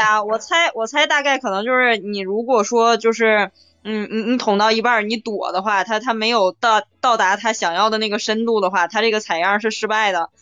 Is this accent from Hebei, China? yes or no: yes; Jinzhou, Hebei, China; moved away as an adult; now in Shijiazhuang, China; 我老家晋州的